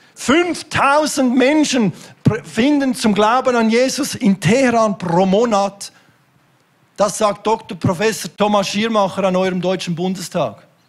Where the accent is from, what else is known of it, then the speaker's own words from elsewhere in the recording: Switzerland; bei uns in der Schweiz